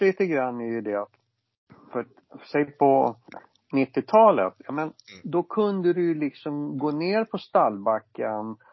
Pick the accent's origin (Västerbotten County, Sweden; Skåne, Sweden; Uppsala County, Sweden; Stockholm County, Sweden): Stockholm County, Sweden; Stockholm; jag är ju från Stockholm va, som ni hör och förstår